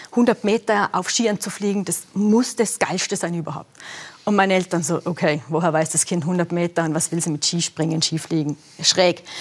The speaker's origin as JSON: {"language": "German", "region": "western Austria", "country": "Austria", "tie": "born or raised there", "said": "Also ich bin auf Alpinskiern aufgewachsen, äh, Westen Österreich, eh klar."}